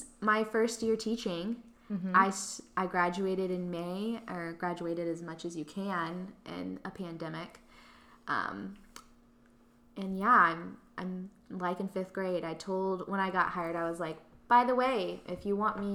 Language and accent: English; Texas, United States; moved away as an adult; now in Oklahoma City, United States; I'm actually originally from Texas, but I moved to Oklahoma for school